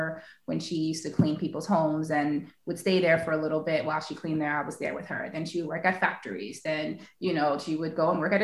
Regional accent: New York City, New York, United States; moved away as an adult; also born or lived in Haiti (ancestry); now in San Diego, United States; I am born and raised in New York City, Queens, New York. My family is from Haiti

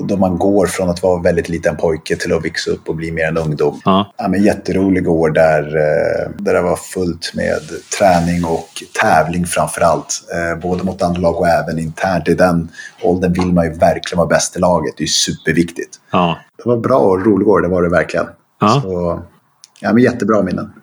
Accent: Stockholm, Stockholm County, Sweden; also born or lived in Rissne, Sundbyberg; now in Sundbyberg, Sweden; Sen flyttade vi till Bromsten som ligger ett stenkast bort egentligen, som ligger ah, okay. i Spånga. Ah. Eh, där vi flyttade ett hus och, och, där, det var där vi växte upp

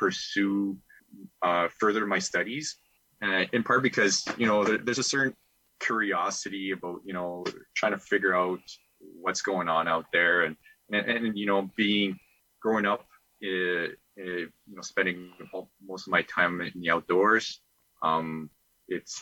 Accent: Eastern Manitoba, Canada; also born or lived in Winnipeg, Canada; I grew up in Eastern Manitoba, so in the Saint-Georges or Pine Falls area

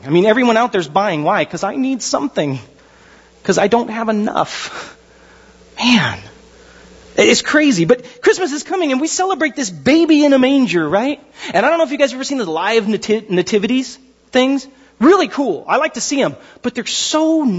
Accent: Pasadena, California, United States; I was born in Huntington Hospital. It was pretty nice. Pasadena.

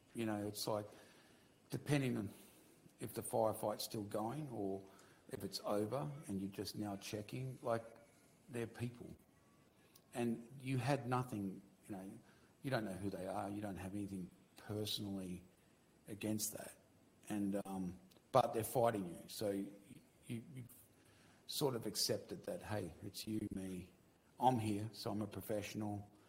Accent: Victoria, Australia; moved away; I'm from Victoria originally.

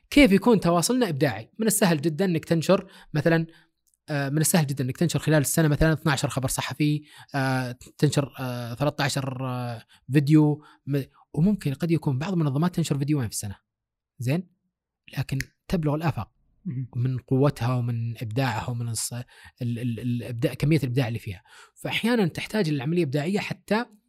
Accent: Saudi Arabia; هنا عندنا في السعوديه

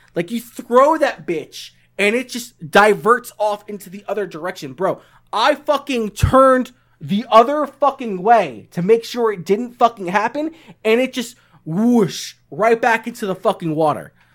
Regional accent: New York, United States; I'm from New York.

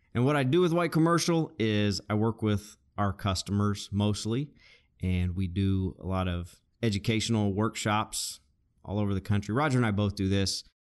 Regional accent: Arkansas, United States; we're both originally from Arkansas

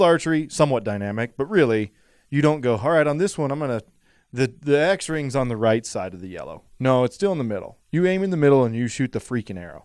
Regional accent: Idaho, United States; I'm from Idaho

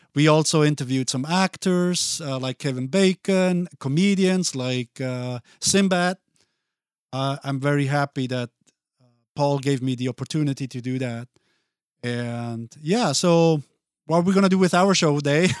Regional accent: Basel, Basel-Stadt, Switzerland; first language Italian; English is a second language; moved away as an adult; now in Minneapolis, United States; I grew up there, went to school there, and um, so once I went to kindergarten, that's when I started to learn Swiss

